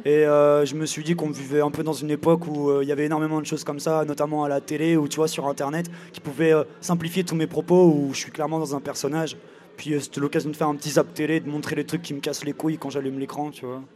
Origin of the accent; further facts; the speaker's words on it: Angers, Pays de la Loire, France; je suis d'Angers